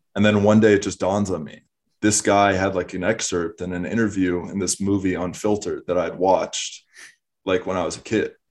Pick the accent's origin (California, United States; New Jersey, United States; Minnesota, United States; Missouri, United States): Minnesota, United States; Minneapolis; now in Austin, United States; I'm originally from Minneapolis, Minnesota